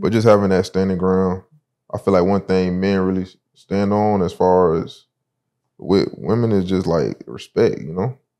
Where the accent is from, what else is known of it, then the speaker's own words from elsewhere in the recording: Sumter, South Carolina, United States; also born or lived in Broward County, Florida; now in South Florida, United States; I grew up in South Carolina